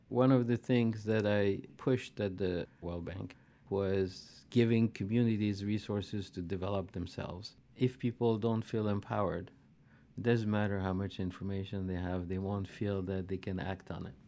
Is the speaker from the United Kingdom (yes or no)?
no; Algeria; moved away as an adult; now in United States; I grew up in Algeria during the War of Liberation.